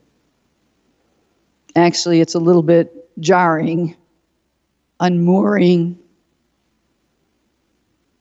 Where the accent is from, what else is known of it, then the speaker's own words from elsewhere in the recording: Detroit, Michigan, United States; I'm from Detroit